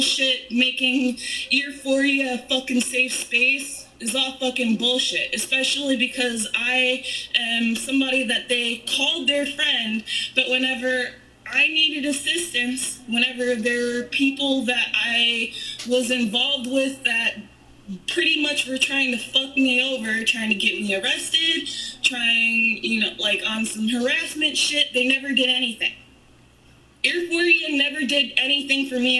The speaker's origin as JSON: {"language": "English", "town": "Chicago", "region": "Illinois", "country": "United States", "tie": "born or raised there", "said": "I fucking born and raised in Chicago"}